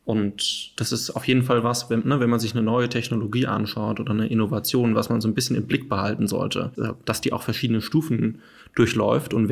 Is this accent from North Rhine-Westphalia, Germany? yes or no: no; Hesse, Germany; ich bin ja auch äh, aus der Gegend von Frankfurt, wenn mich jetzt jemand fragen würde, warum bist du stolz darauf, äh, aus der Gegend äh, zu kommen